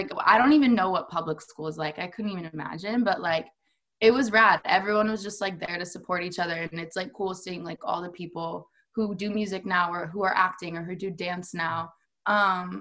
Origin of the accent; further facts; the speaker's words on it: Phoenix, Arizona, United States; I personally like grew up pretty close to downtown